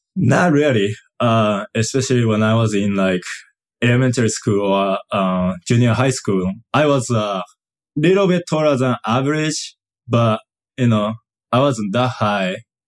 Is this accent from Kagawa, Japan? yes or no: yes; Kagawa, Japan; English is a second language; moved away; also born or lived in Yokohama, Japan; I moved to, uh, it's called the place Kagawa, uh, when I was two or three years old